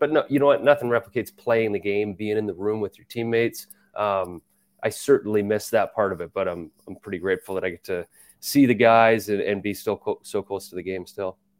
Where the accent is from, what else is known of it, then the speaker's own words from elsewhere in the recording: Calgary, Alberta, Canada; now in New York, United States; growing up in Calgary, I, I love going to Flames games